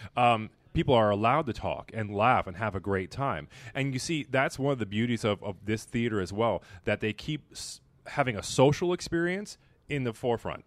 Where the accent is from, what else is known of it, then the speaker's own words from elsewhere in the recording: Miami, Florida, United States; moved away as an adult; also born or lived in Belize; now in Pittsburgh, United States; being from Miami